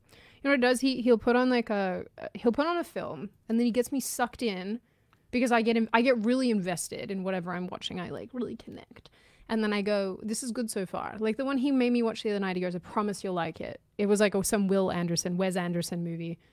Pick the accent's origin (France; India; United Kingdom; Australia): Australia; moved away